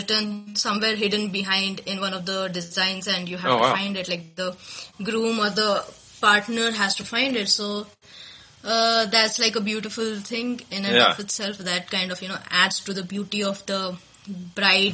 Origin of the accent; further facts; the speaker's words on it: India; as an Indian